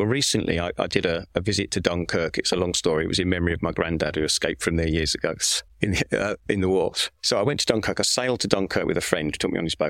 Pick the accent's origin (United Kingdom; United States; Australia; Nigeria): United Kingdom; England; being English